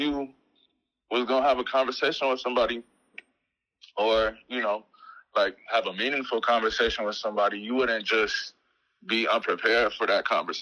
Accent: Chicago, Illinois, United States; Chicago, just growing up here

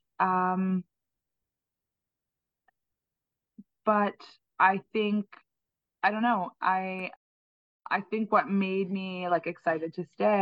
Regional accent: Turks & Caicos Islands; moved away as an adult; also born or lived in New York City, United States; now in New Orleans, United States; I'm from the Turks and Caicos Islands, and my mother is Jamaican, and her mother moved to Turks and Caicos when I was a baby, and she opened a school, and the first setting for the school was my parents' garage. And so I grew up

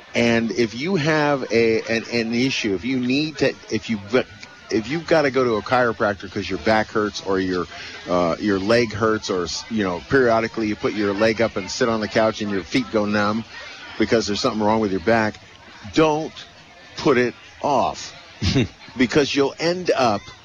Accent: California, United States; I was born in California.

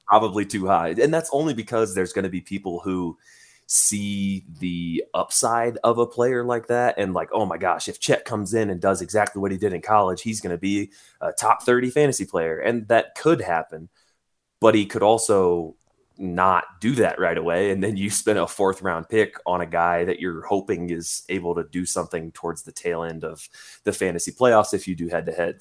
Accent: Indiana, United States; from my home state of Indiana

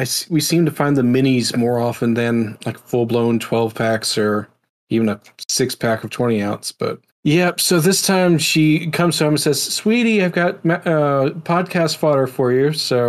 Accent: New Orleans, Louisiana, United States; moved away; I was raised in New Orleans for a while, so I'm used to Cajun cooking.

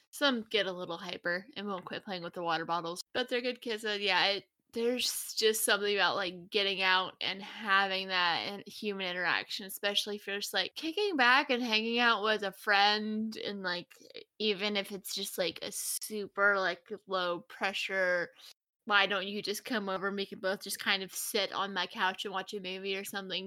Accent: Tennessee, United States; now in Texas, United States; I'm glad I moved to Texas because I grew up in Tennessee

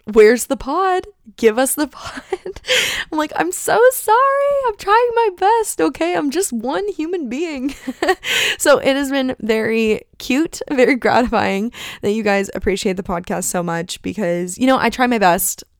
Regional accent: Phoenix, Arizona, United States; moved away as an adult; also born or lived in Oahu; here I am in Phoenix, Arizona

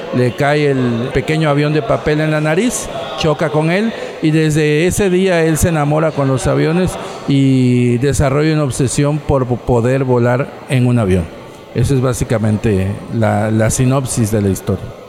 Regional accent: Tabasco, Mexico; Nosotros somos del sur de México, de un estado que se llama Tabasco

